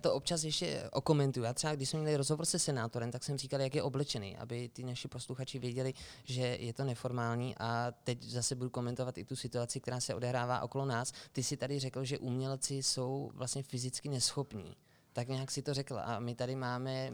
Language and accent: Czech; Sokolov, Karlovy Vary Region, Czechia; moved away as an adult; now in Plzeň, Czech Republic; My totiž s Filipem pocházíme ze Sokolova, strávili jsme tam nějakých 19 let pak jsme šli do Plzně